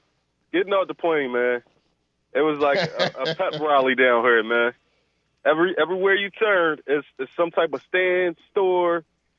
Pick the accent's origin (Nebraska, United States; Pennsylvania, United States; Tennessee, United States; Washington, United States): Pennsylvania, United States; I'm from Pennsylvania